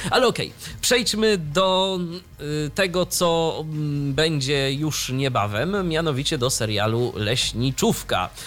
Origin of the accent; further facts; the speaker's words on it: near Ostróda, Warmian-Masurian Voivodeship, Poland; 30 km od mojego rodzinnego miasta.